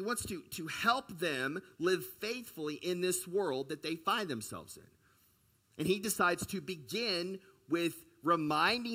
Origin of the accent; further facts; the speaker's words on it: United States; also born or lived in China; we grew up in the United States and even in the West in a very individualistic country